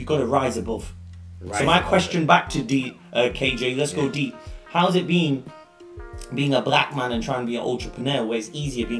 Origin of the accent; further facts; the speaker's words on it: Leicester, East Midlands, United Kingdom; also born or lived in Leeds; I was born in Leicester.